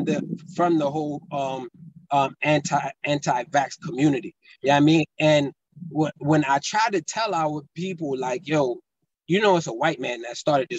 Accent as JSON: {"language": "English", "country": "Burundi", "tie": "born there", "said": "I was born in Burundi, but my father's from Mali and my mom's from the Congo."}